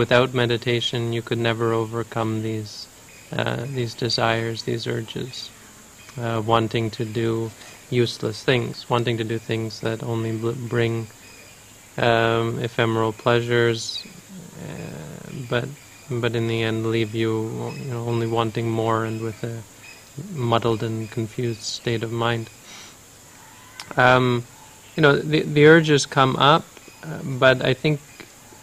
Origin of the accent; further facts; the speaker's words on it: Canada; also born or lived in United States; I'm from Canada